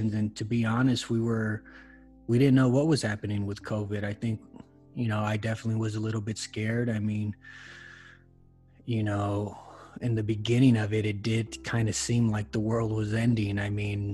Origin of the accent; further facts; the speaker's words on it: Los Angeles, California, United States; now in Denver, United States; I'm originally born and raised in Los Angeles, California. I currently live in Denver, Colorado.